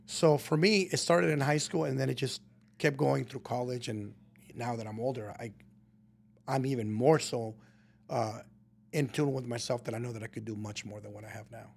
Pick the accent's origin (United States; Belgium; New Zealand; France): United States; Colton, California; moved away as an adult; also born or lived in Guadalajara, Mexico / Burbank, California; I was raised in Colton, Rialto area all of my life until I was about twenty